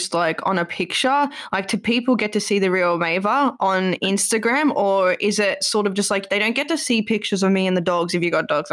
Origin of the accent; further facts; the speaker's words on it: Australia; moved away; I'm from Australia